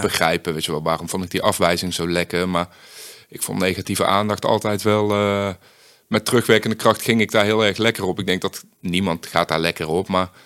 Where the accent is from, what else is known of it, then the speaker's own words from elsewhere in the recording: Uden, North Brabant, Netherlands; ik kom uit best wel een, eh, gewoon een klein eh, dorp. Ik kom uit Uden